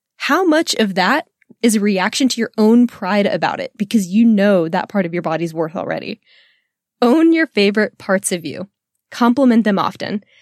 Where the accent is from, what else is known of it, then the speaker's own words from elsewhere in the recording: Texas, United States; I am a Texan woman